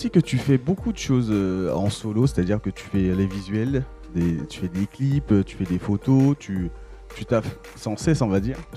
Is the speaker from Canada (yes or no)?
no; Guadeloupe; Je suis de la Guadeloupe.